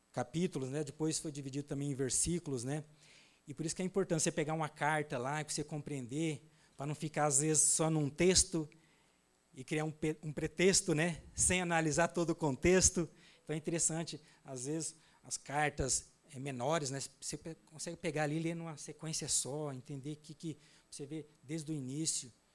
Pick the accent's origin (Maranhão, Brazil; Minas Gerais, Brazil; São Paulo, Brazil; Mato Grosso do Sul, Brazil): Mato Grosso do Sul, Brazil; Naviraí; now in Glória de Dourados, Brazil; eu sou lá de Navirei, uma cidade próxima a Dourados